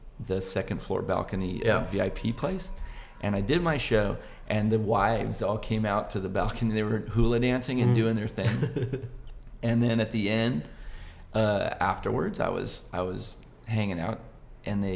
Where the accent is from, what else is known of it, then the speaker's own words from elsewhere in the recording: Buena Park, California, United States; my hometown, Buena Park